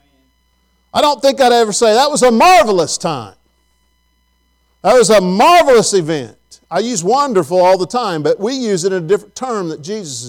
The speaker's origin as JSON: {"language": "English", "town": "Farmersburg", "region": "Indiana", "country": "United States", "tie": "born or raised there", "also_born_or_lived": "Abilene", "said": "I grew up in a small town called Farmersburg"}